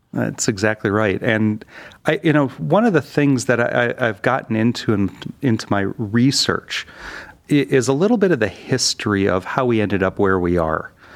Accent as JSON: {"language": "English", "town": "Detroit", "region": "Michigan", "country": "United States", "tie": "born or raised there", "also_born_or_lived": "Pittsburgh", "moved": "as an adult", "lives_now": "Cleveland, United States", "said": "I grew up in the Detroit area"}